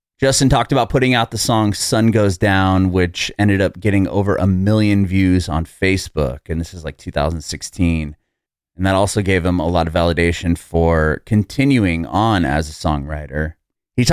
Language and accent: English; San Diego, California, United States; moved away as an adult; now in Tennessee, United States; I'm originally from San Diego, so I was a West Coast kid my whole life up until about 3 years ago.